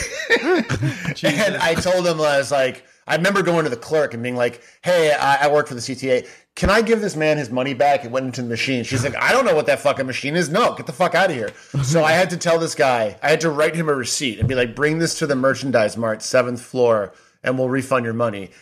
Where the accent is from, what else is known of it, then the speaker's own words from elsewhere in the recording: Chicago, Illinois, United States; I grew up in Chicago